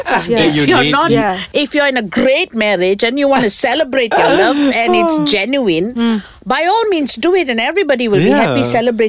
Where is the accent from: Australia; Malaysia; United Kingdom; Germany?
Malaysia; being Malaysian